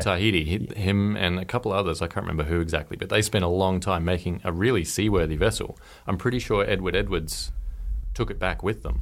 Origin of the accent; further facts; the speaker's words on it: Norfolk Island; I grew up on Norfolk Island